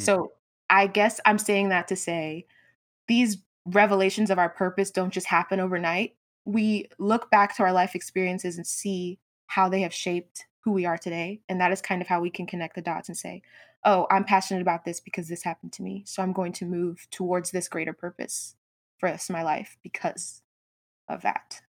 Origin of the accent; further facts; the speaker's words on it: Georgia, United States; also born or lived in Brooklyn, New York; I was born in Brooklyn, New York, but moved to a little suburb in Georgia when I was, like, eight. I've been here ever since.